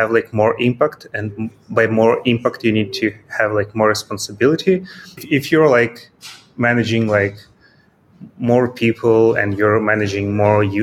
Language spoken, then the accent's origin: English; Kyiv, Ukraine; moved away as an adult; now in Vinnytsia, Ukraine; It's about 200 kilometers from my native city. It's Kyiv